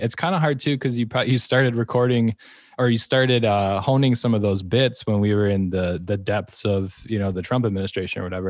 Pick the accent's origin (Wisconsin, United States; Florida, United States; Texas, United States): Wisconsin, United States; I'm also from Wisconsin